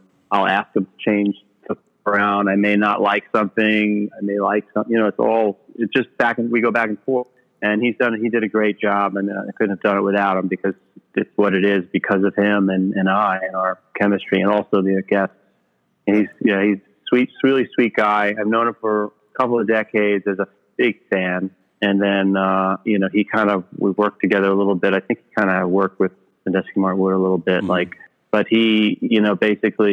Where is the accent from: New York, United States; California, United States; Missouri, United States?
New York, United States; New York City; growing up in New York City